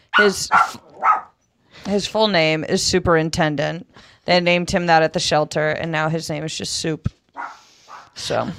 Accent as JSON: {"language": "English", "region": "Connecticut", "country": "United States", "tie": "born or raised there", "also_born_or_lived": "Texas", "moved": "as an adult", "lives_now": "Southern California, United States", "said": "I grew up in Connecticut"}